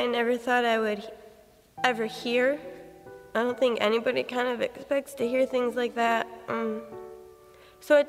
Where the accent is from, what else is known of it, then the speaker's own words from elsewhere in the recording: Michigan, United States; moved away; I'm originally from Michigan